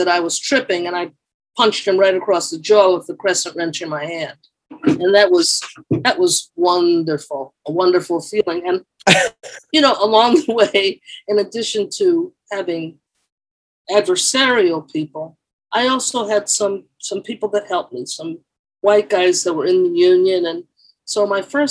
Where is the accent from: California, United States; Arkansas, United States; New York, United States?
New York, United States; moved away; also born or lived in Englewood, New Jersey; I grew up in the East Bronx in New York